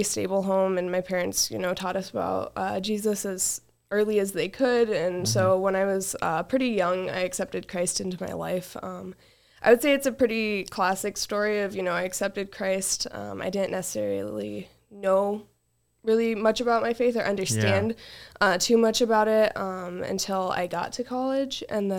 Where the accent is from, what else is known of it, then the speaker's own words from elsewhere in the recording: Wyoming, United States; So, I grew up in Wyoming.